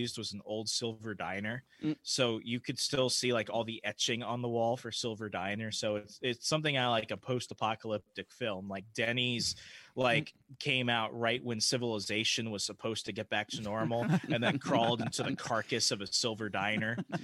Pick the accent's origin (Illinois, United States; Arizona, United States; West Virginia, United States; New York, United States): Arizona, United States; now in Virginia, United States; I'm from Arizona.